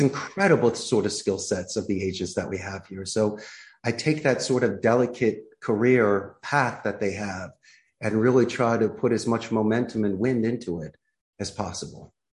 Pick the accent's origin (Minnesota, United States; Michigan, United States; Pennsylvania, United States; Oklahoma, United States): Pennsylvania, United States; Philadelphia; moved away as an adult; now in Costa Rica; I'm originally from Philadelphia, and at 27 years old, I threw my hat in the ring and took a risk and moved abroad and started my life here in Costa Rica